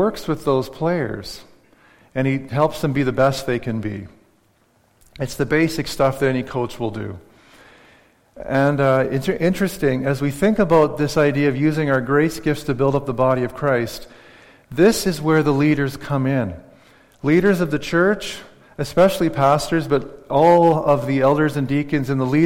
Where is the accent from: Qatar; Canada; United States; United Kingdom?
Canada; Saskatchewan; moved away; I cheer for the Saskatchewan Rough Riders because I grew up in Saskatchewan